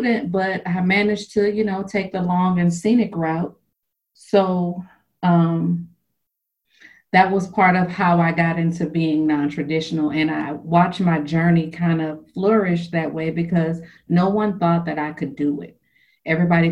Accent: Louisiana, United States; moved away as an adult; also born or lived in Las Vegas; now in Texas, United States; I am born and raised in Louisiana

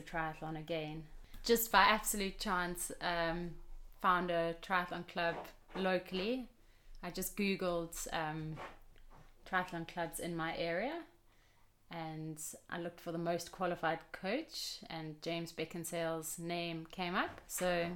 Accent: Pietermaritzburg, KwaZulu-Natal, South Africa; moved away as an adult; also born or lived in Stellenbosch, South Africa; now in London, United Kingdom; I went off back to my hometown, Pietermaritzburg in South Africa, after studying down in the Cape and Stellenbosch

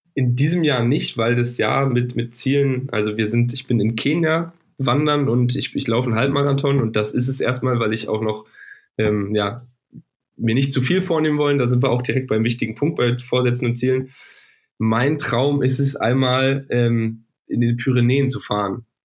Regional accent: Northern Germany, Germany; ich komme aus dem Norden

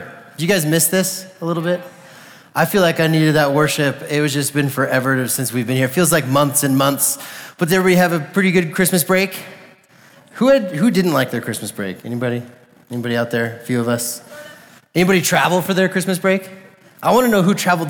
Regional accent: Colorado, United States; I was like born and raised in Colorado

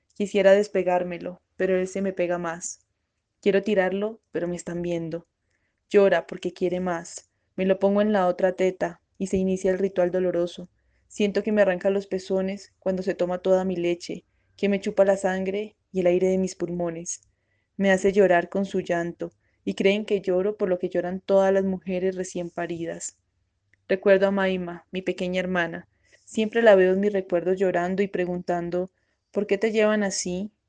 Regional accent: Buga, Valle del Cauca, Colombia; soy de Bugavalle

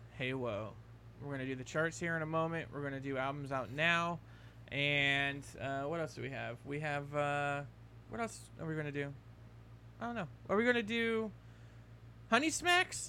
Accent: United States; I'm an American

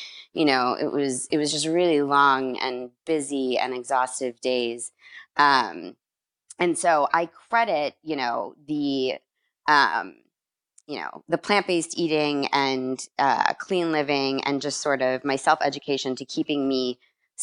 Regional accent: Chicago, Illinois, United States; moved away; also born or lived in Miami; I'm originally from Chicago

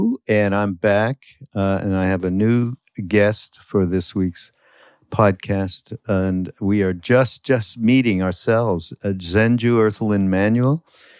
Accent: Montreal, Quebec, Canada; I'm from Montreal

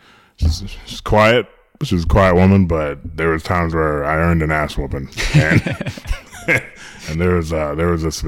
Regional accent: Orlando, Florida, United States; also born or lived in Long Island, New York; I grew up in New York for a little bit till I was about 8 with my sister. And then we moved down to Orlando when I was 8

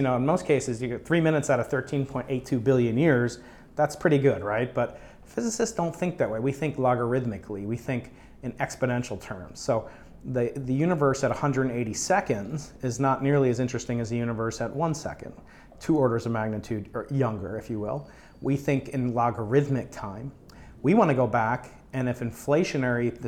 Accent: New York, United States; now in San Diego, United States; I'm from New York

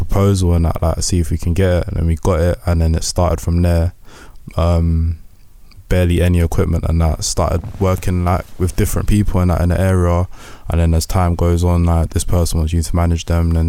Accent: Croydon, London, United Kingdom; We are coming from Croydon

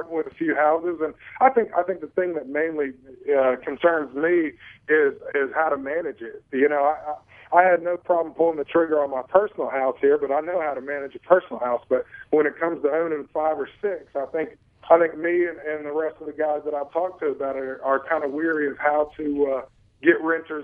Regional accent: Winston-Salem, North Carolina, United States; now in Charlotte, United States; I live in Charlotte in the off season. I'm originally from Winston-Salem

